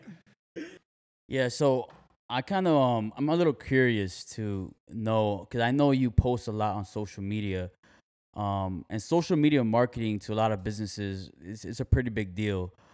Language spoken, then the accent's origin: English; Miami, Florida, United States; moved away as an adult; now in Fort Myers, United States; I'm from Miami, Florida. I've been living here for five years